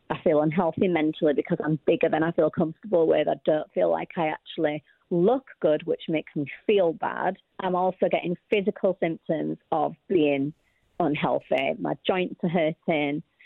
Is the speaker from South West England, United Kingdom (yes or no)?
no; Yorkshire and the Humber, United Kingdom; I came from Yorkshire, which is a million years from London